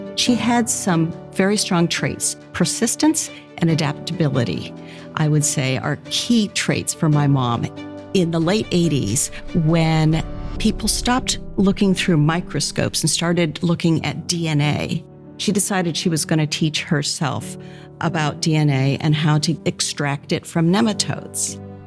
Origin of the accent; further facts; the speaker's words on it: West Lafayette, Indiana, United States; I grew up in West Lafayette.